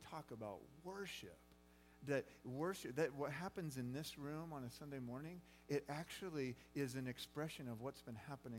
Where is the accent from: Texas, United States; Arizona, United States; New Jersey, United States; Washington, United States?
Arizona, United States; Phoenix; now in Kearney, United States; growing up in Phoenix, Arizona, in a small church